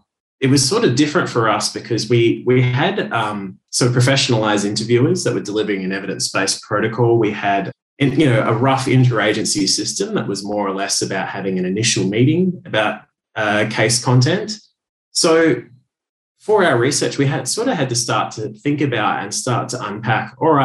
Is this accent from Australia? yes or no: yes; Perth, Western Australia, Australia; also born or lived in Sydney; Perth, Western Australia, which is my hometown